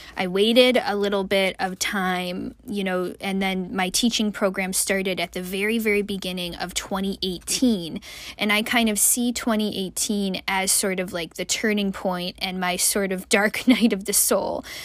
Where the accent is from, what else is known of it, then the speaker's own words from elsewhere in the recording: United States; also born or lived in Malaysia; as an American